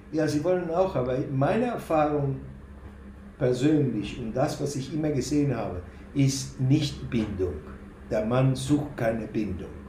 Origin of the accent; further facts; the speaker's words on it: Buenos Aires, Argentina; now in Germany; ich komme aus Argentinien, sozialisiert in Buenos Aires, Jude